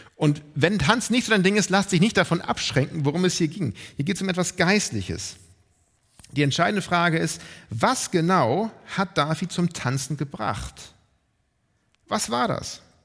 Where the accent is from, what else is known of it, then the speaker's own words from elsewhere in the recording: Northern Germany, Germany; als Deutsche oder Norddeutsche